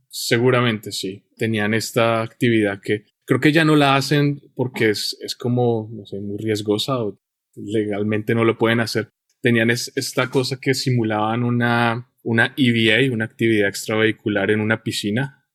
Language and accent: Spanish; Colombia; moved away; yo nací en Colombia y estuve en Colombia en mi infancia y los años del que llamamos bachillerato